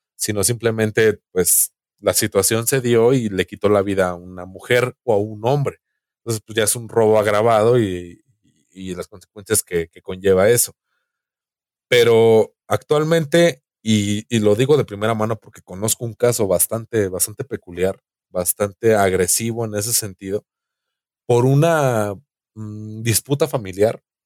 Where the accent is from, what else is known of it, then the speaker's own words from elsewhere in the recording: Mexico; como mexicano